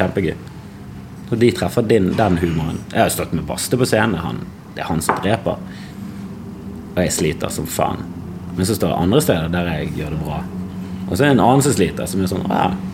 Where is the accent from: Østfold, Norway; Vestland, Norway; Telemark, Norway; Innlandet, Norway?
Vestland, Norway; Bergen; jeg er fra Bergen.